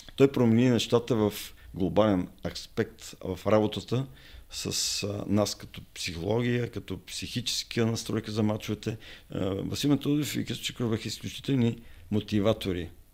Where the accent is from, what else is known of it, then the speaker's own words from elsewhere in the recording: Sofia, Sofia City, Bulgaria; аз съм роден в Лозенеца, в София